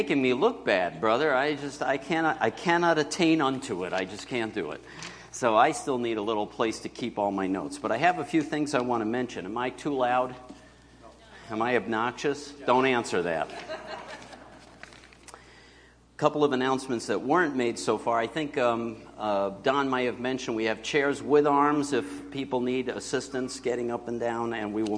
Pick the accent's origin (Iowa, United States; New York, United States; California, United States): New York, United States; Binghamton; moved away; my hometown, Binghamton, up north